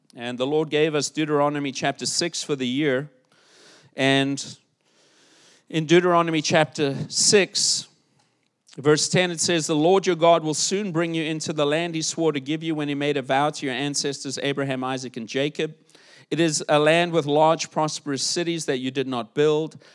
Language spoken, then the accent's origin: English; South Africa; moved away; South Africa, my home country